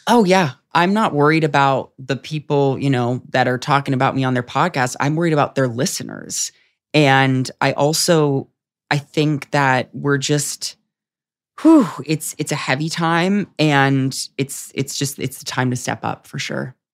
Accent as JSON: {"language": "English", "town": "San Diego", "region": "California", "country": "United States", "also_born_or_lived": "New York", "moved": "as an adult", "lives_now": "Los Angeles, United States", "said": "I was at home for the pandemic in San Diego"}